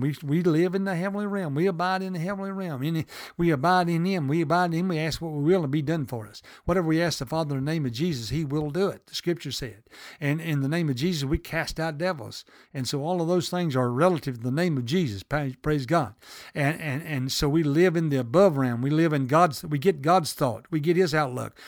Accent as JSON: {"language": "English", "region": "the South", "country": "United States", "accent": "southern", "said": "I'm from the South"}